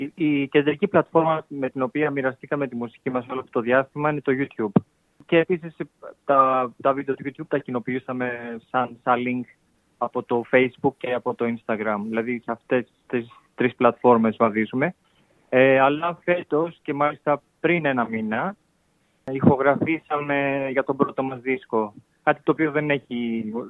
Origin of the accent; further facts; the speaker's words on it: Pyrgos, Western Greece, Greece; now in Istanbul, Turkey; Εγώ από τον πύργο τη Ηλία